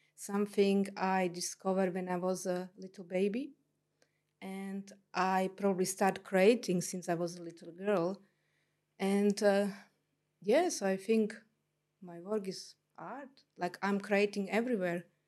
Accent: Slovakia; English is a second language; moved away as an adult; also born or lived in London, England / New Zealand; now in Tauranga, New Zealand; I was born in Slovakia, then ex-Czechoslovakia. It was, uh, in communist e-, era. And then by the time I left the country, I was twenty years old.

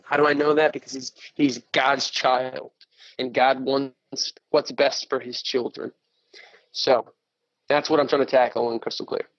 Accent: West Texas, United States; also born or lived in Montana / Lubbock, Texas; born and raised in West Texas

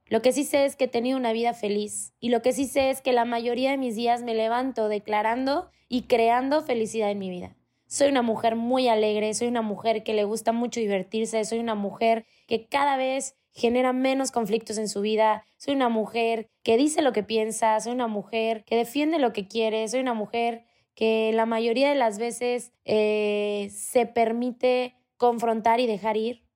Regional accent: Mexico; Yo soy mexicana, soy totalmente latina

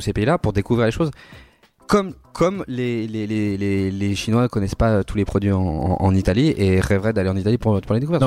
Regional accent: Brittany, France; now in Paris, France; je suis breton

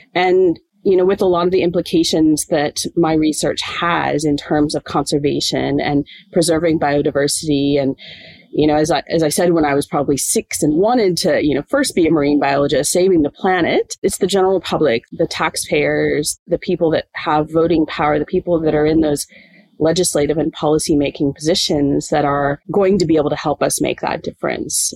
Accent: Springfield, Illinois, United States; moved away as an adult; now in Townsville, Australia; I actually grew up in the middle of a cornfield in the Midwest of the United States, in just outside of Springfield, Illinois

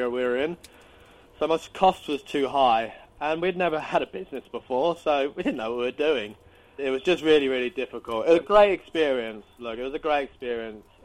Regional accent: United Kingdom; I'm British.

